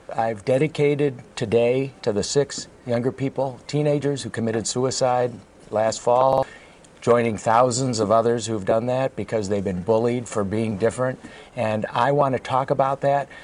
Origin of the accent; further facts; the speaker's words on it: Illinois, United States; moved away; also born or lived in California; my home state of Illinois